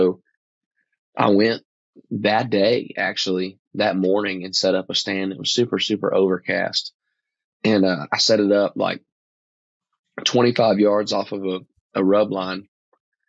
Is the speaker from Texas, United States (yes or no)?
yes; East Texas, United States; growing up in East Texas is real thick, like really hard cover